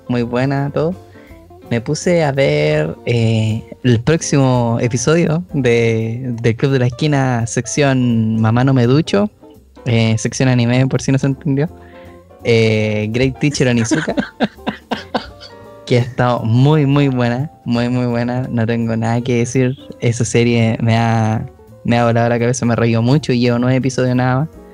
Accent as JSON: {"language": "Spanish", "country": "Chile", "said": "tratando de sobrevivir como chileno"}